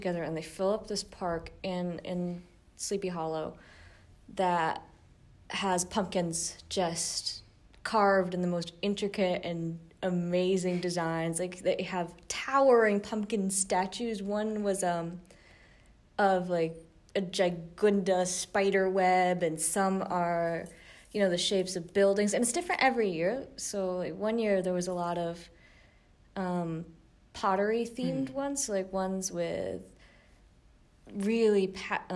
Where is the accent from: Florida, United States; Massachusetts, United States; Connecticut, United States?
Connecticut, United States; moved away; I grew up in Connecticut